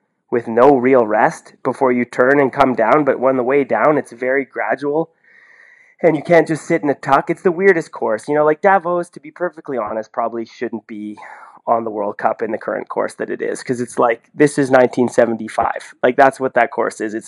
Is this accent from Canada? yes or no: yes; Canada; now in Norway; I'm Canadian